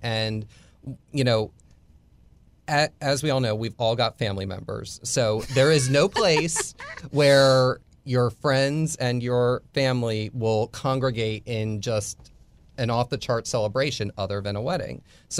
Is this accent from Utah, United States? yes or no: no; Tampa, Florida, United States; So, but Tampa, but Tampa and St. Petersburg being dual cities, I always just said I was from Tampa, even if I lived on the other side.